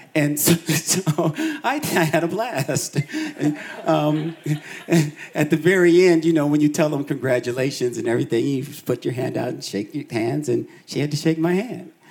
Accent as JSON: {"language": "English", "town": "Boulder", "region": "Colorado", "country": "United States", "tie": "born or raised there", "said": "I was four years old, and um, my brother and I, my family moved to Boulder, Colorado"}